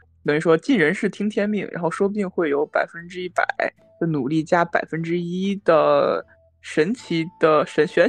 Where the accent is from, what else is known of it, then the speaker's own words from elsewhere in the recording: Henan, China; 这个时候我就要借机哈宣传一下我老家的名寺香山寺。